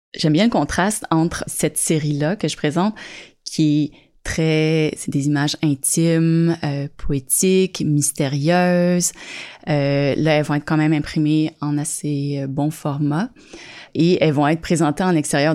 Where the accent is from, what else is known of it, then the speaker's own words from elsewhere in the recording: Saint-Janvier, Quebec, Canada; moved away as an adult; also born or lived in Montreal; now in Sutton, Canada; Je suis née dans les Basses-Laurentides, dans le coin de Saint-Janvier